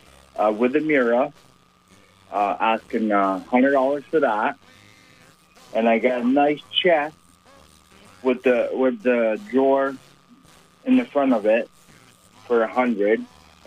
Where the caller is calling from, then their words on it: St. Albans, Vermont, United States; I'm calling from St. Albans.